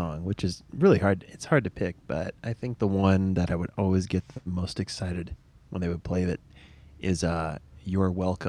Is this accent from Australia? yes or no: no; St. Louis, Missouri, United States; moved away as an adult; now in Colorado, United States; I'm from St. Louis.